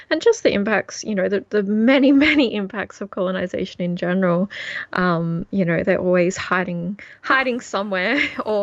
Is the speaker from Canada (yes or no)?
no; Tamworth, New South Wales, Australia; also born or lived in Coledale; Absolutely, my hometown. Shout out to Tamworth. I absolutely love, uh, love my home, love my country